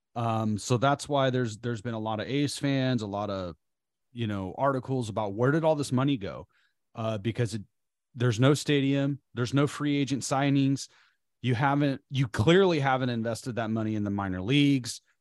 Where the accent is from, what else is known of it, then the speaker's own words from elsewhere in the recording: Bay Area, California, United States; also born or lived in Oakland; we're from the Bay Area. We live in Oakland right now.